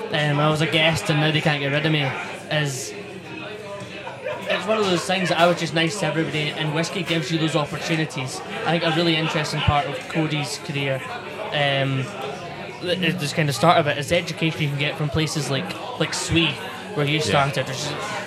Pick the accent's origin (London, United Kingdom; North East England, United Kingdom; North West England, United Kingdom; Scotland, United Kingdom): Scotland, United Kingdom; I was born in Scotland